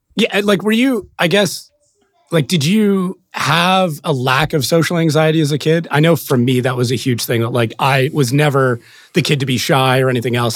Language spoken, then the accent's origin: English; Canada; as a Canadian